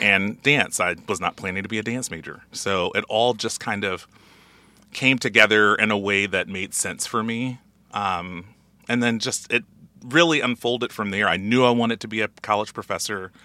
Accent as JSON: {"language": "English", "region": "Alabama", "country": "United States", "moved": "yes", "said": "I'm originally from Alabama"}